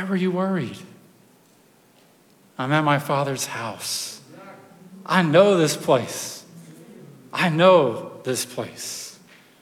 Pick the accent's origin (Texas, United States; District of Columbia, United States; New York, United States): Texas, United States; I'm from Texas, so, you know, donkeys, horses, and these sorts of things are kind of up our alley.